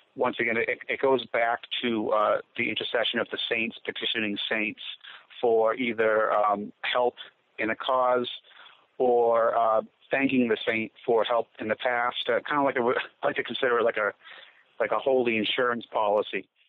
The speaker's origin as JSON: {"language": "English", "town": "Gloucester", "region": "Massachusetts", "country": "United States", "tie": "born or raised there", "said": "I grew up in Gloucester, Massachusetts, as part of a Sicilian fishing family."}